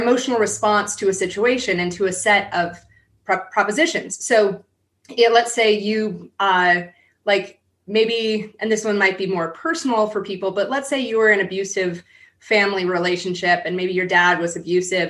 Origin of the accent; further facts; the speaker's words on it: San Diego, California, United States; I grew up in San Diego.